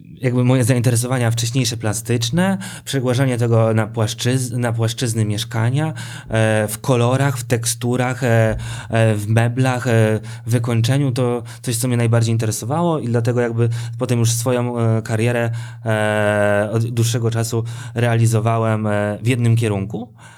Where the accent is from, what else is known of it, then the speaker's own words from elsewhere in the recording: Sosnowiec, Silesian Voivodeship, Poland; now in Warsaw, Poland; pochodzę z Sosnowca, tam się wychowałem